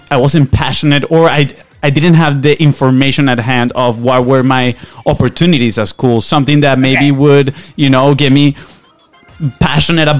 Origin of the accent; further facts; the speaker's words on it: Venezuela; English is a second language; now in United States; we're from Venezuela, right? So we came here on a soccer scholarship.